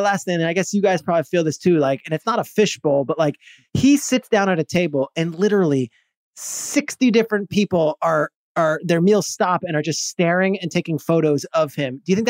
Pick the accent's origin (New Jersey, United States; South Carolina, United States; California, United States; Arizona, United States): New Jersey, United States; Freehold; I am a kid from Freehold, New Jersey, who grew up eating McDonald's and playing Manhunt with my friends in the cul-de-sac.